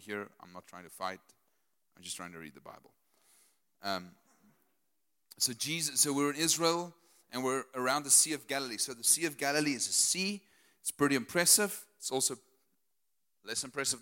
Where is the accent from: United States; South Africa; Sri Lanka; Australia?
South Africa; Potchefstroom, North West; I'm Afrikaner from Potchefstroom.